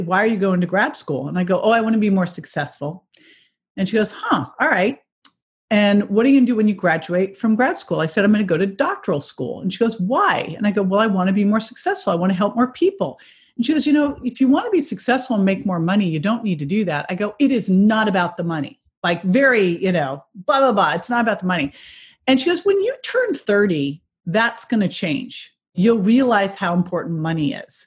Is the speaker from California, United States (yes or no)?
yes; California, United States; I'm I'm from California.